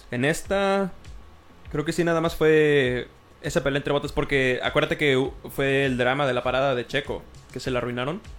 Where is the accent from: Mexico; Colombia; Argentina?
Mexico; como mexicanos.